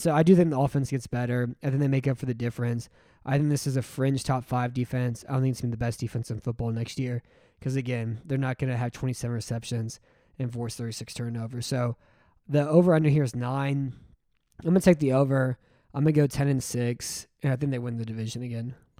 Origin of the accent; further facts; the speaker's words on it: Texas, United States; I'm from Texas.